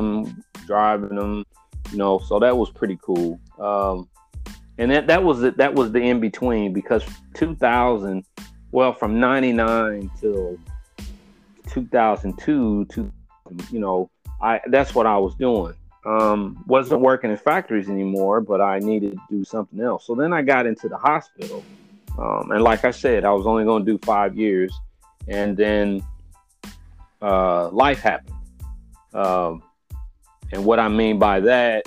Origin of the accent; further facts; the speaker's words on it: Indianapolis, Indiana, United States; I've lived in Indianapolis my whole life.